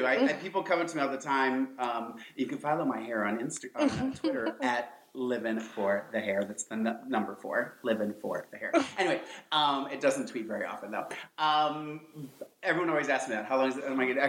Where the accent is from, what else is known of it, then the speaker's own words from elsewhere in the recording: Lorain, Ohio, United States; moved away as an adult; also born or lived in Columbus, Ohio; now in Los Angeles, United States; I'm from Lorraine, Ohio.